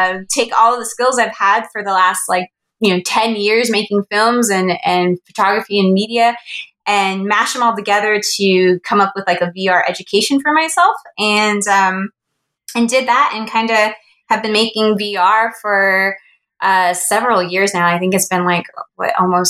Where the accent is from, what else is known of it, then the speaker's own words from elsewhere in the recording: Los Angeles, California, United States; I am originally from Los Angeles, kind of grew up around entertainment and media